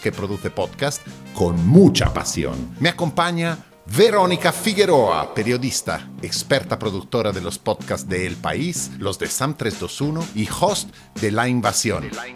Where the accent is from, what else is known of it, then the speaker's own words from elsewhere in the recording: Italy; accent: Italian; Spanish is a second language; moved away as an adult; now in Madrid, Spain; madrileño desde hace treinta años, pero aún con acento italiano